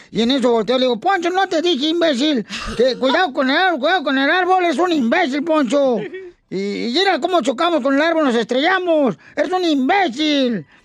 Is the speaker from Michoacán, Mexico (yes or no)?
yes; Michoacán, Mexico; Yo soy borracho, pero soy de Zaguay, Michoacán.